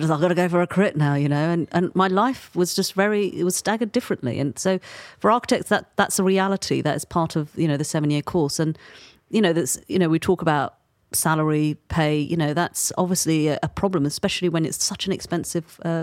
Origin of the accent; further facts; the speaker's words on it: London, United Kingdom; born and raised in London